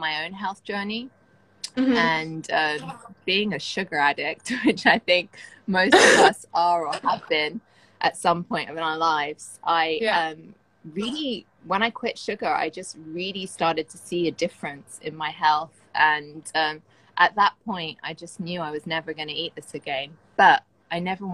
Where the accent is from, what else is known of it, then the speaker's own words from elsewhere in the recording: London, United Kingdom; moved away as an adult; now in Bahrain; I moved from London, from where I was born and raised